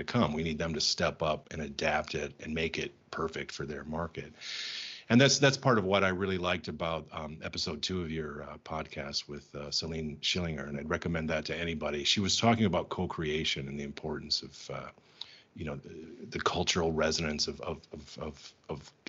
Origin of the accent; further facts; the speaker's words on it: United States; moved away as an adult; also born or lived in Germany / Belgium / Czech Republic; now in Prague, Czech Republic; I'm American